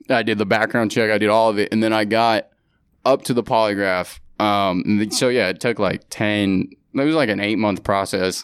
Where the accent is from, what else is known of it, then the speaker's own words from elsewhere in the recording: San Francisco, California, United States; moved away as an adult; also born or lived in San Diego; now in New York, United States; born and raised in San Francisco